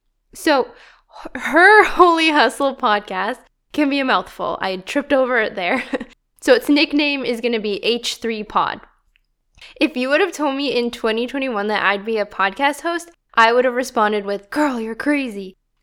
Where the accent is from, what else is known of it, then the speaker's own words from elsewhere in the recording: Canada; It's not very peaceful sounding, eh? Yes, I am Canadian.